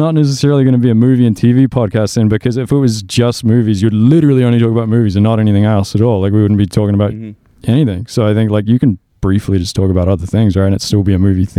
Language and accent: English; Auckland, New Zealand